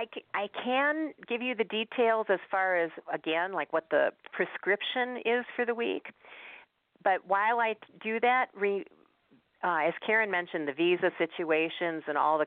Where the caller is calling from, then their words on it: Montana, United States; I'm calling you from Montana